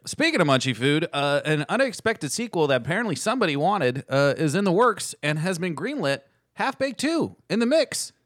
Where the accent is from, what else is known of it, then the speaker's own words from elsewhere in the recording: United States; we're American and we don't speak Italian.